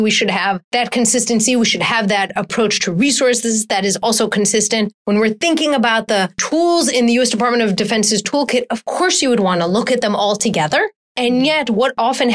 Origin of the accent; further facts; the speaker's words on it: Wisconsin, United States; I grew up in Wisconsin